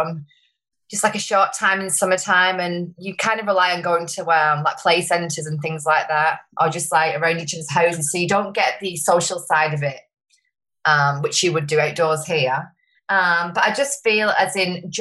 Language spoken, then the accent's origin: English; Wigan, North West England, United Kingdom; moved away as an adult; now in Sunshine Coast, Australia; I moved here 8.5 years ago from a town in called Wigan in the UK.